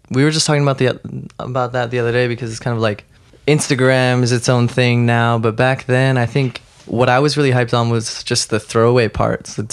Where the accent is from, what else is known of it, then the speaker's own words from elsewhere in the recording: Saratoga, California, United States; the Bay Area has pretty amazing skate parks, so skating was always